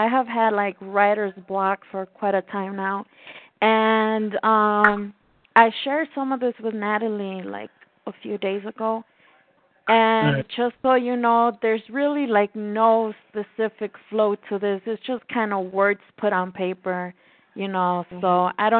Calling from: Mexico City, Mexico; I am calling from Mexico City, Mexico.

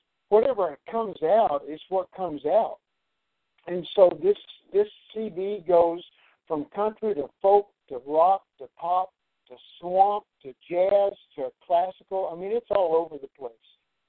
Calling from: Nashville, Tennessee, United States; I'm calling in from Nashville, Tennessee. I kind of go back and forth between Charleston, South Carolina, and Nashville.

